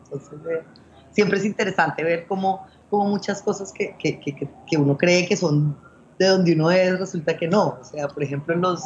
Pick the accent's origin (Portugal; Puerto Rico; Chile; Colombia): Colombia; moved away as an adult; also born or lived in Spain; now in Hong Kong; yo crecí en Colombia, pero luego viví en España, luego he vivido aquí